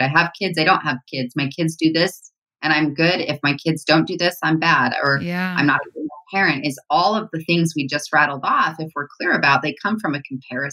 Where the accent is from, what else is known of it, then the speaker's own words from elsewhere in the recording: Utah, United States; I grew up here in Utah